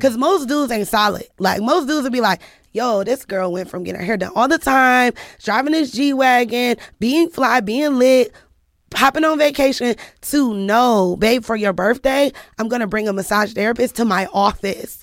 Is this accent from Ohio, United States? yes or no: yes; Cleveland, Ohio, United States; I'm from Cleveland